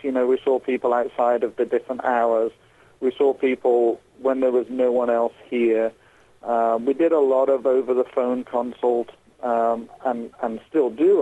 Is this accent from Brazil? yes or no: no; England, United Kingdom; moved away as an adult; now in Southeast Indiana, United States; I'm actually from England originally, where I'm a registered mental health nurse